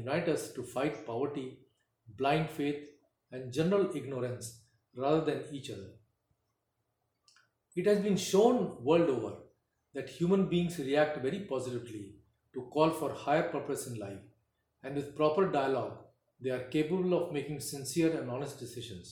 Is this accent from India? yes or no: yes; India; We are born and raised in India